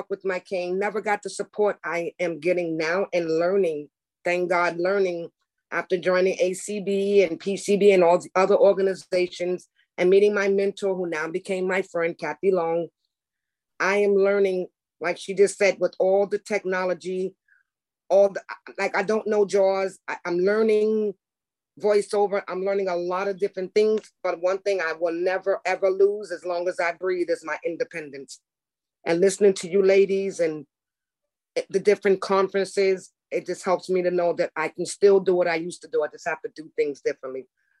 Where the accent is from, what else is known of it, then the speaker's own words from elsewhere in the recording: New York City, New York, United States; moved away as an adult; now in Pennsylvania, United States; So I am from New York City. I work for the Board of Education, and my last job before I moved to Pennsylvania